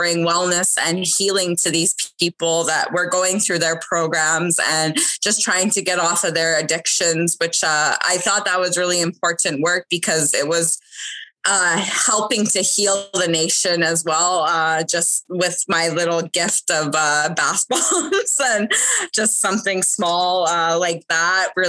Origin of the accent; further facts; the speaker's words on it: Kainai, Alberta, Canada; I am from Kainai, is where I grew up